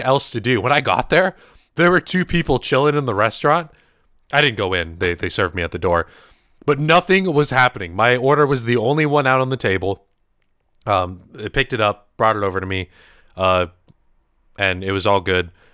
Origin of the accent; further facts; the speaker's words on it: United States; I was born in America, obviously, but my grandma, both my grandmas were from the Philippines